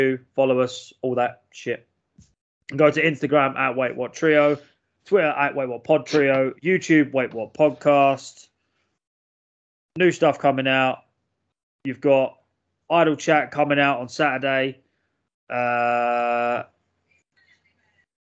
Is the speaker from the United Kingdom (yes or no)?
yes; England, United Kingdom; we are British and English